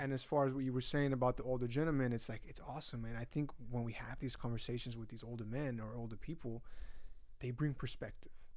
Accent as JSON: {"language": "English", "region": "Utah", "country": "United States", "first_language": "Spanish", "second_language": "English", "moved": "yes", "said": "I'm from Utah"}